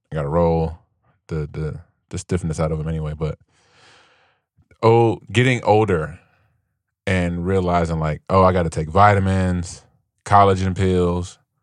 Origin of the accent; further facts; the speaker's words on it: Gary, Indiana, United States; I grew up I was in Gary